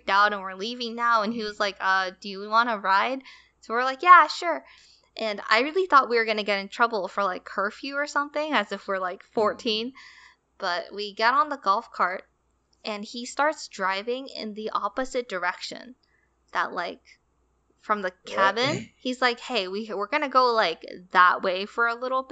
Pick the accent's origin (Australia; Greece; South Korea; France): South Korea; I am the typical Korean girl